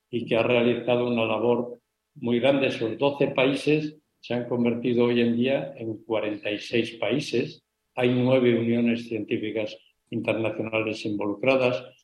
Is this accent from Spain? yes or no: yes; Spain